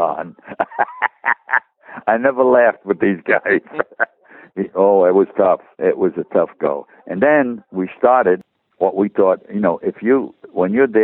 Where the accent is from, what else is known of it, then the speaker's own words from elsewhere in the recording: Lodi, New Jersey, United States; moved away; also born or lived in Los Angeles / Las Vegas; I didn't have it as easy as a youngster growing up in Lodi, New Jersey